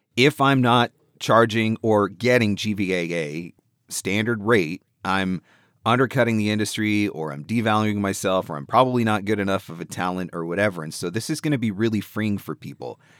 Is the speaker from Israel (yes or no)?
no; Canada; I'm from Canada